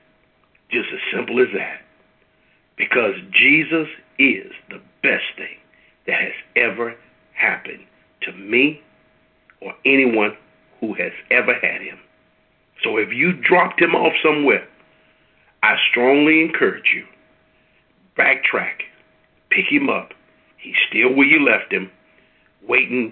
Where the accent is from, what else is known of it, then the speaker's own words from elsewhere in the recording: Midwest, United States; I'm from the Midwest